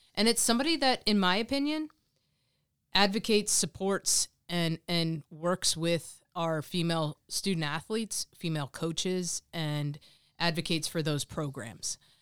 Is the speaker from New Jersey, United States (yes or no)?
yes; Monmouth County, New Jersey, United States; I grew up in Monmouth County. I went to high school, um, at Raritan High School